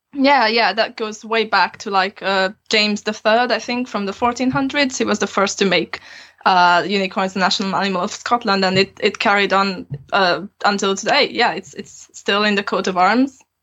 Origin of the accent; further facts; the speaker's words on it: Transylvania, Romania; moved away as an adult; now in Aberystwyth, United Kingdom; I grew up in Transylvania and I have both Hungarian and Romanian citizenship. I just came here to study originally